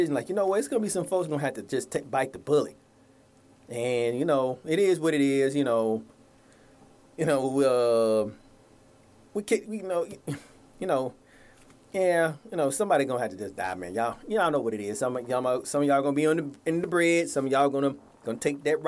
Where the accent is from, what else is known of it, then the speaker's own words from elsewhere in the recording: Atlanta, Georgia, United States; my hometown, Atlanta